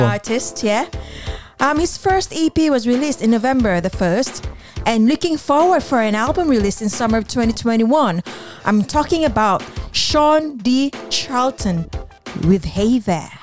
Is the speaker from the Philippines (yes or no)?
yes; Philippines; moved away